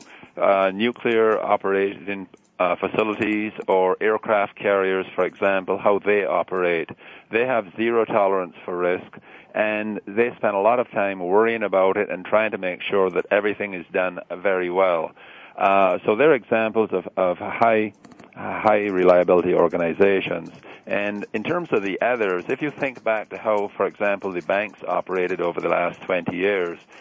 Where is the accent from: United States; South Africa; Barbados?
Barbados; now in Canada; I'm originally from Barbados, and you don't lose an accent very much like the Scottish folk.